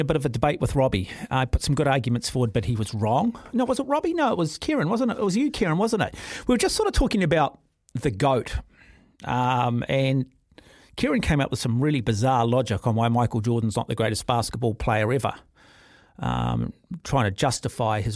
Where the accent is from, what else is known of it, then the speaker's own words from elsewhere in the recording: Auckland, New Zealand; also born or lived in North Shore; I grew up in Auckland. I'm an Auckland rugby fan. I spent a lot of time living on the North Shore